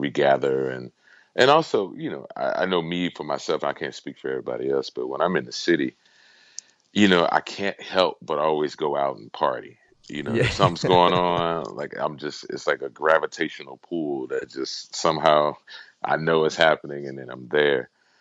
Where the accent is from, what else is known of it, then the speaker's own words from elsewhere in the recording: Houston, Texas, United States; now in Pennsylvania, United States; I'm originally from Houston, Texas.